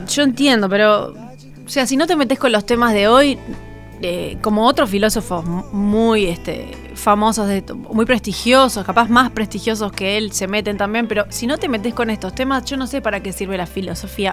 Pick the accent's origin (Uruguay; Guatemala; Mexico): Uruguay; los uruguayos tenemos